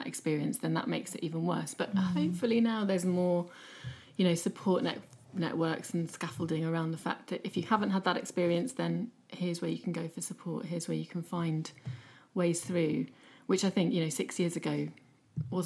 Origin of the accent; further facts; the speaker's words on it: United Kingdom; we're quite uncomfortable as British people